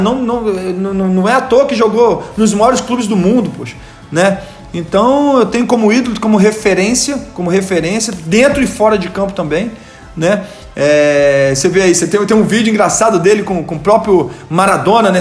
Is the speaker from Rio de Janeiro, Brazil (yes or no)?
yes; Rio de Janeiro, Brazil; moved away as an adult; also born or lived in Volta Redonda, Brazil / São Gonçalo, Brazil; now in São Paulo, Brazil; Sou de Volta Redonda, nasci lá, mas muito jovem saí de Volta Redonda, né? Saí de Volta Redonda com 8 anos de idade, fui pro Rio de Janeiro. Então eu sou um, um, carioca